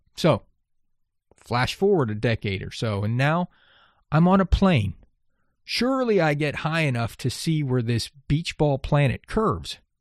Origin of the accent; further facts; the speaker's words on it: Texas coast of the Gulf of Mexico, United States; I grew up on the Texas coast of the Gulf of Mexico